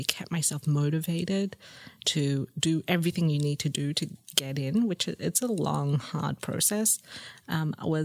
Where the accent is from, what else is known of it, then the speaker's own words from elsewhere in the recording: Sydney, New South Wales, Australia; also born or lived in Singapore; I grew up in Sydney in Lane Cove